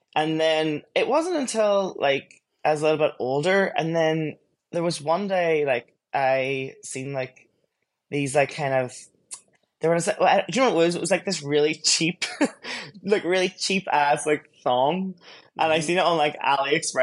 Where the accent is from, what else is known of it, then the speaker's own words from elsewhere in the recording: Derry, Northern Ireland, United Kingdom; moved away as an adult; now in Seoul, South Korea; I'm Irish and I'm actually from a city called Derry in the north.